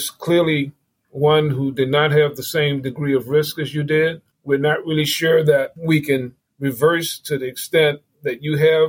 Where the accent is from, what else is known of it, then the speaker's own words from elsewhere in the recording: New Orleans, Louisiana, United States; moved away; I grew up in the Lower Ninth Ward. It's the neighborhood at the back part of New Orleans